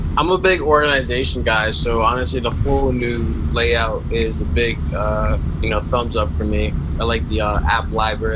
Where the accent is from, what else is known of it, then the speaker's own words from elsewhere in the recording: Carteret, New Jersey, United States; I grew up in Carteret, um, more like North Jersey near like Jersey City, Elizabeth area